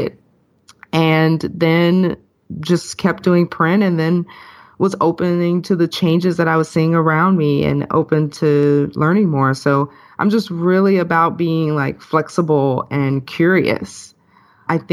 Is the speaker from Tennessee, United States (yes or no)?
yes; Memphis, Tennessee, United States; moved away; I'm originally from Memphis, Tennessee